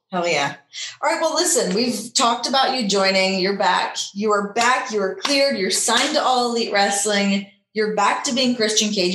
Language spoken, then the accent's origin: English; Canada; we're both from Canada